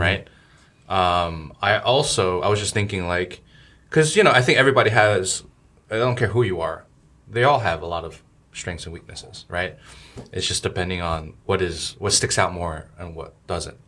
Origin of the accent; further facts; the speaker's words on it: New Jersey, United States; moved away as an adult; also born or lived in New York, United States; now in China; I grew up in Jersey and New York